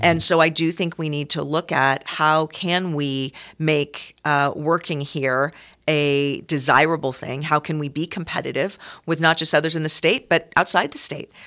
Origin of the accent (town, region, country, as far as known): San Francisco Bay Area, California, United States; born or raised there; moved away as an adult; also born or lived in Seattle, Washington; now in Reno, United States